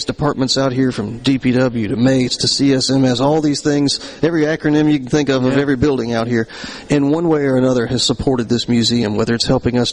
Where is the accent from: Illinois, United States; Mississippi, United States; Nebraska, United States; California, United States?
Mississippi, United States; Vicksburg; moved away as an adult; also born or lived in New Orleans, Louisiana; Born and raised in Vicksburg